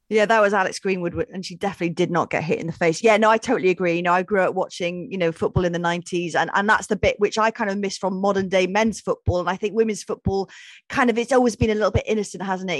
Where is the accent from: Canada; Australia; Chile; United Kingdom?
United Kingdom; Welsh, Wales; Obviously, I'm Welsh